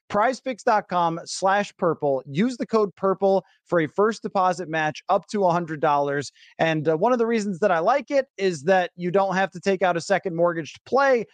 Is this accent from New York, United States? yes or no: yes; Buffalo, New York, United States; moved away; growing up in Buffalo